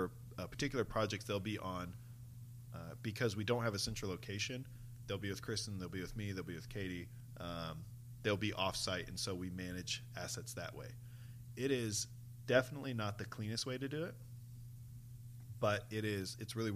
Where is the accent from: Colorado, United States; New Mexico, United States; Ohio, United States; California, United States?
Colorado, United States; Denver; moved away; I grew up in Denver